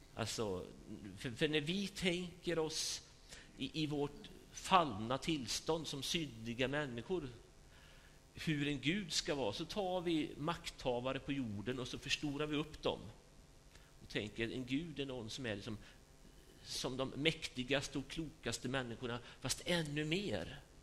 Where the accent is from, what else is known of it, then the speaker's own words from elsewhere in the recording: Sweden; vi är ju liksom marinerade i det här sättet att tänka som, som svenskar